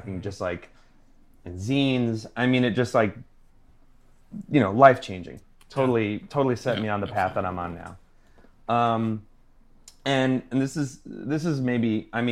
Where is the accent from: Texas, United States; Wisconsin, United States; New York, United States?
New York, United States; Long Island; I'm from Long Island, New York.